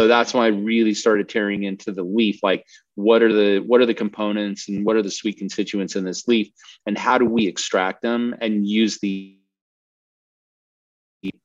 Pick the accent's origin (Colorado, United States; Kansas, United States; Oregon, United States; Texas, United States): Colorado, United States; I grew up in Colorado, so I skied